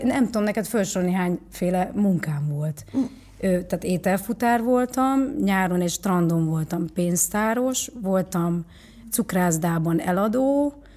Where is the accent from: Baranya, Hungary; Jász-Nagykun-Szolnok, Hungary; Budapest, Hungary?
Baranya, Hungary; Pécs; also born or lived in Nagykanizsa, Zala, Hungary; Pécsre költöztünk mi is